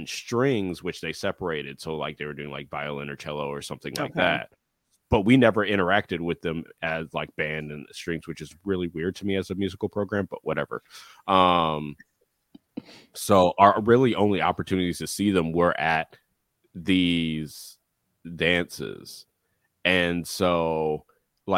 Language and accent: English; Atlanta, Georgia, United States; I'm from Atlanta